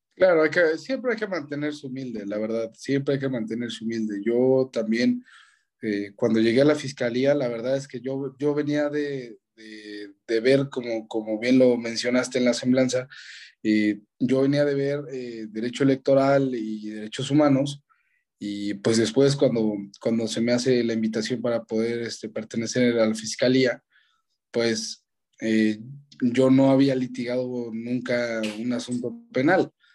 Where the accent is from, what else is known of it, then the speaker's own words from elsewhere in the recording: Mexico; yo soy mexicano